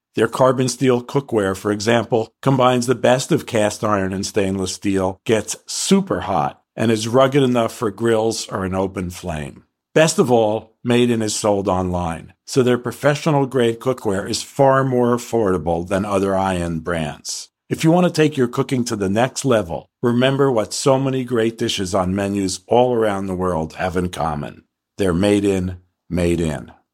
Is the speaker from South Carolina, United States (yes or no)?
no; New York, United States; I grew up in New York